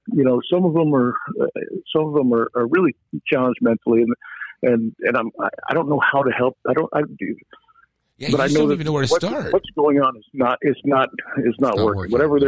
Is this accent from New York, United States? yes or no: yes; New York, United States; now in Arizona, United States; You know, I used to when I moved out here from New York. You know, and I used to just. You know, I would sit there and go, man, New York is so much better. And I want to go back.